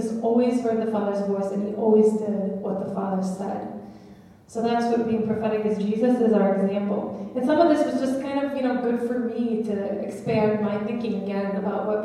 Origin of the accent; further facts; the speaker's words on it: United States; being American